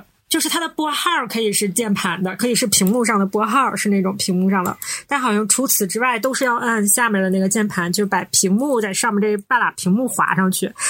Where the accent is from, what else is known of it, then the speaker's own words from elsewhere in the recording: Northeast China, China; 我们是三个来自东北的 ladies，